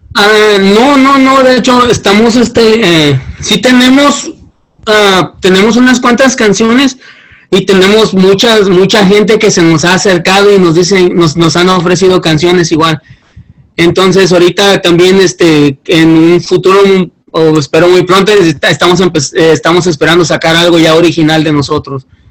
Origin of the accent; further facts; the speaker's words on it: Guerrero, Mexico; moved away as an adult; yo soy del estado de Guerrero